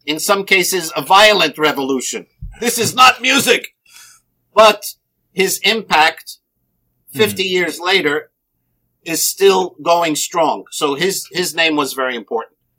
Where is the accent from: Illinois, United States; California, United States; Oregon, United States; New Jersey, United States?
New Jersey, United States; I was born in New Jersey